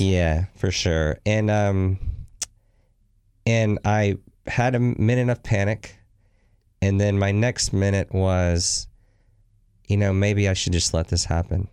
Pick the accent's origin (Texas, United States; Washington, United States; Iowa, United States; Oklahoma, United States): Texas, United States; moved away; also born or lived in New Orleans, Louisiana; Originally born in New Orleans, but spent most of my years in Texas